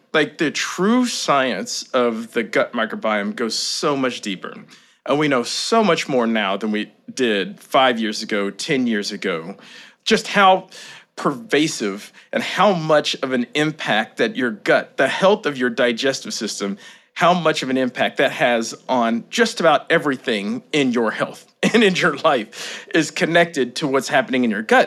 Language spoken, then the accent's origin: English; Kentucky, United States; moved away as an adult; also born or lived in Boston; I grew up in Kentucky, small town.